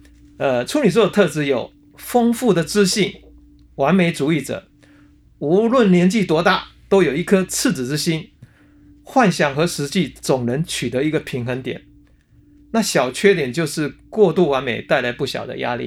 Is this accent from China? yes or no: no; Hsinchu, Taiwan; 因为我们都是来自新竹